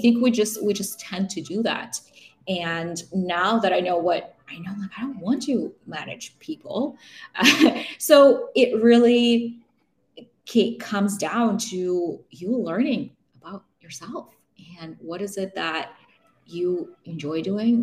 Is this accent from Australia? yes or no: no; Russia; also born or lived in Vancouver, Canada / Toronto, Canada; now in Canada; I grew up in Russia, so I have family in Russia